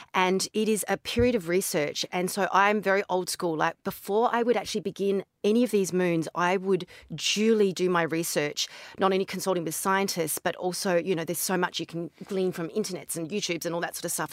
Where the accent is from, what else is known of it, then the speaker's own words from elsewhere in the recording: Barossa Valley, South Australia, Australia; now in Dubai, United Arab Emirates; I'm from Australia